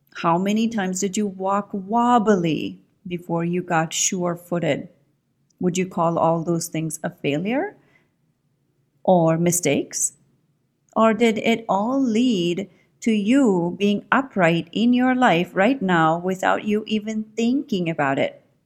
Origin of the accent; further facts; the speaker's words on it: India; moved away as an adult; I grew up in India. I was born in India, and I grew up, I mean, I spent my first, the first twenty years of my life in India